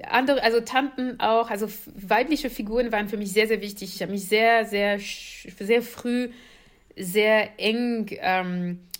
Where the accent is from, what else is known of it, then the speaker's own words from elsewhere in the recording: Paris suburbs, west of Paris, Île-de-France, France; German is a second language; moved away; ich bin in Paris, also in der Pariser Vorort groß geworden. Äh, westlich von Paris